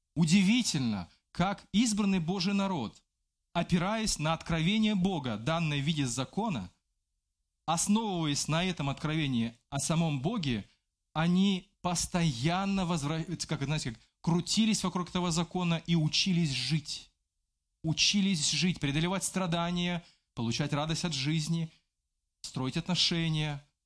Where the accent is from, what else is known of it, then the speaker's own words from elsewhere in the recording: Belarus; я белорус